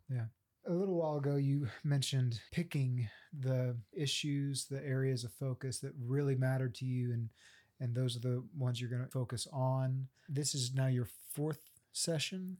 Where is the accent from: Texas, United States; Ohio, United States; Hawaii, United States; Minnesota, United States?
Texas, United States; Central; now in Oklahoma, United States; I'm from Central Texas